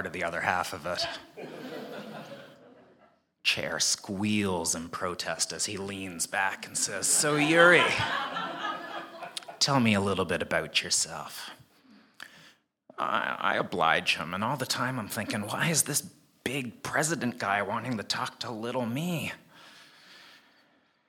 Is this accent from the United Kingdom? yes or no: no; Canada; moved away as an adult; also born or lived in South Korea / United States; now in Hong Kong; I was born and raised in Canada